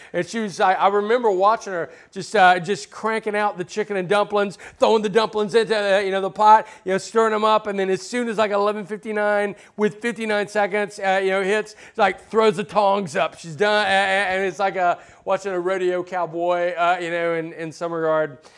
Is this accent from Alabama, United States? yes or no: yes; Alabama, United States; now in Southern California, United States; I grew up in Alabama